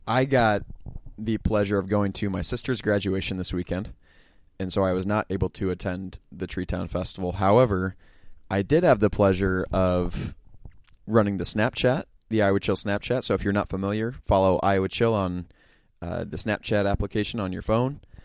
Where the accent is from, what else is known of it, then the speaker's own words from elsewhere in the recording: Pella, Iowa, United States; I'm from Pella.